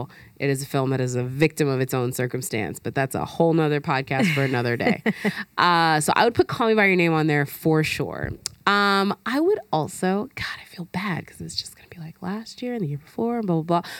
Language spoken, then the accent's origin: English; Alabama, United States; I'm from Alabama.